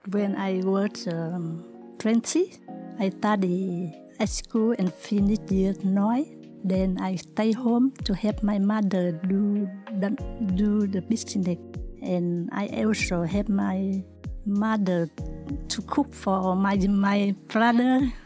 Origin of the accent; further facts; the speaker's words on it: Vietnam; now in Australia; I come from Vietnam. I came to Australia after the Vietnam War. I am a single mother